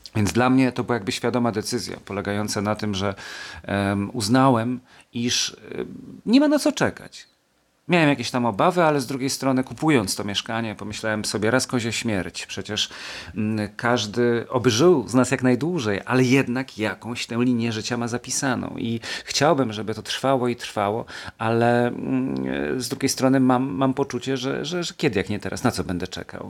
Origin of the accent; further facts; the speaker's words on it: Kielce, Świętokrzyskie Voivodeship, Poland; moved away as an adult; also born or lived in Silesia / Gliwice / Warsaw / Pomerania coast; Ja się urodziłem w Kielcach i mieszkałem mm, w tym mieście bądź co bądź wojewódzkim do matury, czyli do 18-19 roku życia, a potem wyprowadziłem się na Śląsk